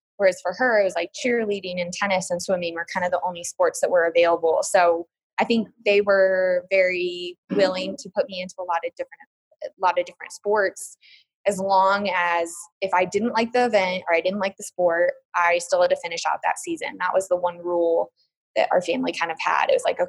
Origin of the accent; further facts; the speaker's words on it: Colorado, United States; So, I mean, just growing up in Colorado, very active as a family growing up, I'm very fortunate.